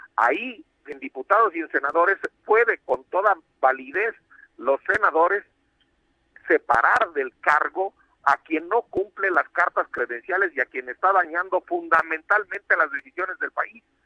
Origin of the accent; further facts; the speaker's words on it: Michoacán, Mexico; Yo soy de Michoacán